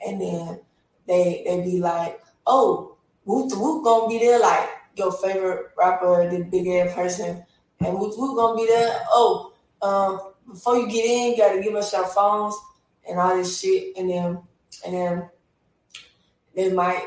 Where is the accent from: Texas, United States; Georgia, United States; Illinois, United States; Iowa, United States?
Georgia, United States; Atlanta; I'm from Atlanta